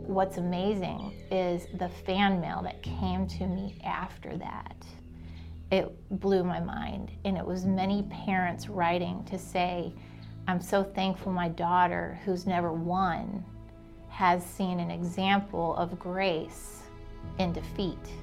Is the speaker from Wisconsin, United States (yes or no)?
no; Chicago, Illinois, United States; now in Alabama, United States; Born and raised in Chicago, and my parents divorced when I was five